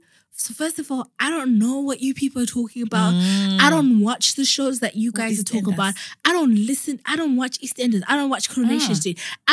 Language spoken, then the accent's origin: English; Zimbabwe; now in United Kingdom; we're from Zimbabwe.